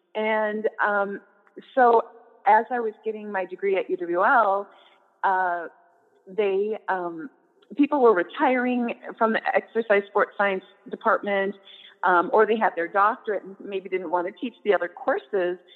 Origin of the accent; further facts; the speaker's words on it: Prairie du Chien, Wisconsin, United States; now in La Crosse, United States; at the local high school in my hometown, Prairie du Chien